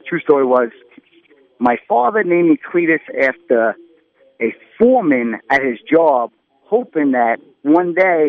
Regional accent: Shirley, New York, United States; Long Island. I grew up in Shirley, New York, Suffolk County.

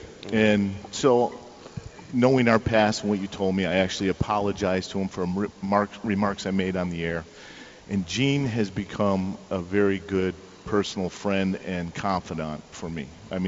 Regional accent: California, United States; now in Tampa, United States; Well, I grew up in Southern California, Abe. And I've lived in Tampa for about 15 years

